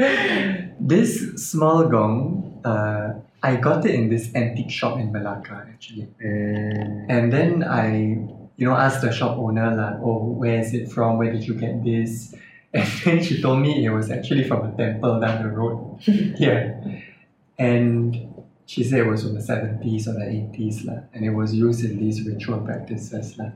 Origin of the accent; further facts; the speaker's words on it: Singapore; growing up in Singapore